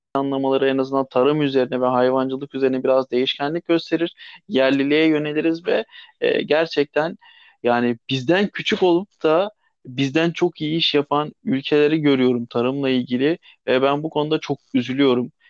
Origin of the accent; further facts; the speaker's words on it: Thrace, Turkey; Kendim e, Trakyalıyım. Kırklareli Edirne